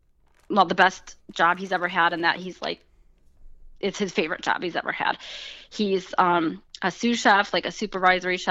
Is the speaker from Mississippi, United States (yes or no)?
no; Ohio, United States; moved away as an adult; I was from Ohio